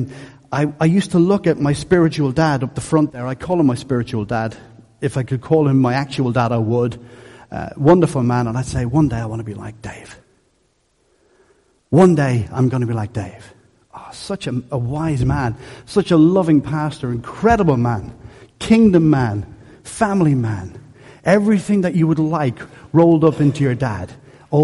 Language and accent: English; Dublin, Leinster, Ireland; I am Irish through my core. Whether I sound it or not is another issue. But I am because I was born and raised in Dublin, in Coolock. Coolock.